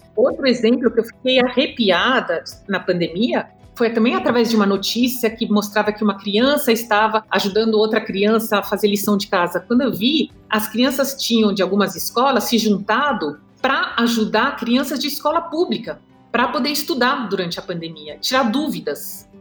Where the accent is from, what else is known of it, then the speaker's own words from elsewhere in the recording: Brazil; also born or lived in Germany; Eu nasci na Alemanha, de um pai alemão e de uma mãe francesa. Quando a gente imigrou para o Brasil, eu tinha 6 a 7 anos de idade